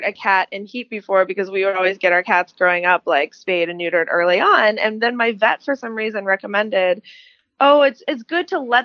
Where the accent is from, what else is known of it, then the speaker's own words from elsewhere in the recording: Clarion, Pennsylvania, United States; I grew up in Western Pennsylvania, a small town called Clarion